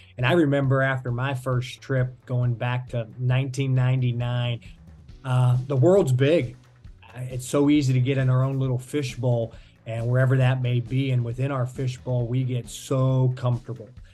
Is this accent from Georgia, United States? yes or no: no; Pittsburgh, Pennsylvania, United States; now in South Florida, United States; I'm originally from Pittsburgh. I always tell people it's a great place to be from